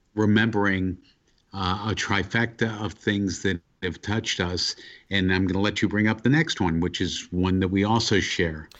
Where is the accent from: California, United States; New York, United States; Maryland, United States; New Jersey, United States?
New York, United States; as a New Yorker